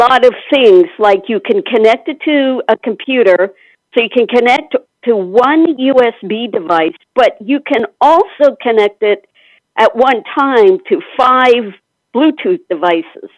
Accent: Pennsylvania, United States; now in Alexandria, United States; from Alexandria, Virginia, originally from Pennsylvania

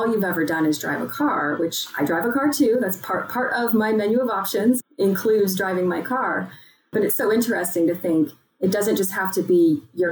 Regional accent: Texas, United States; growing up in Texas

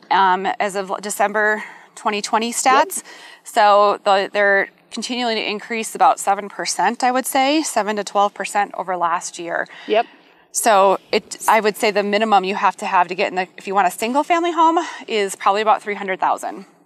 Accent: Midwest, United States; now in Colorado Springs, United States; I'm from the Midwest, that green Midwest plush lawn

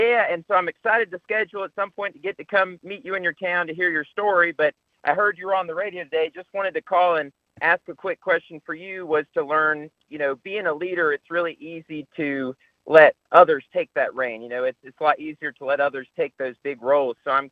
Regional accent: Greensboro, North Carolina, United States; I'm from Greensboro, North Carolina

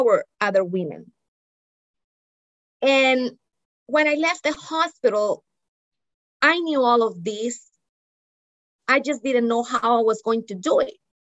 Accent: Barranquilla, Atlántico, Colombia; moved away as an adult; also born or lived in New England, United States; now in United States; I grew up in Barranquilla, Colombia, where it is hot and humid

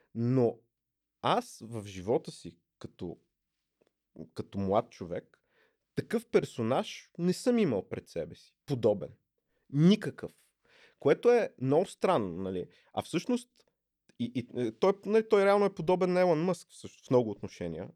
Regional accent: Plovdiv, Plovdiv Province, Bulgaria; Аз съм от Пловдив

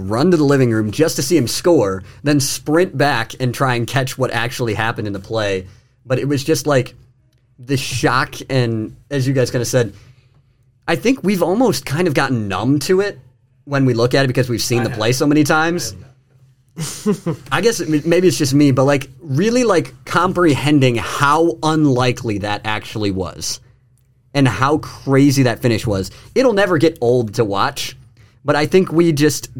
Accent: Lansing, Michigan, United States; I grew up in Lansing, so I'm from the area

